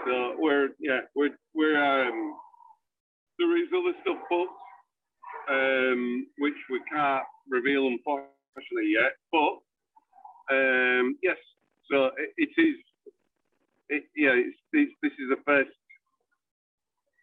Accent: Hull, Yorkshire and the Humber, United Kingdom; We're from Hull

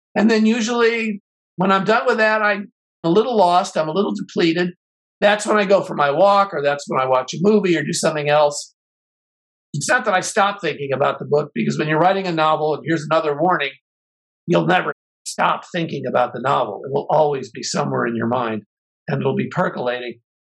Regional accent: Chicago, Illinois, United States; I grew up in Chicago

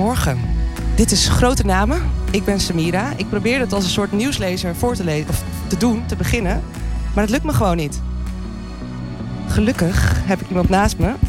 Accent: Andijk, North Holland, Netherlands; Ik kom uit een klein dorp, 4000 in, nou, 5000 inwoners

